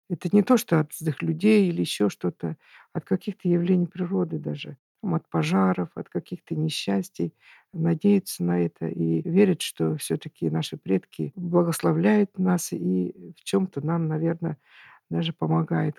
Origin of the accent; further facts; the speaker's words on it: Urals, Russia; moved away; also born or lived in Tatarstan; Я сама выросла на Урале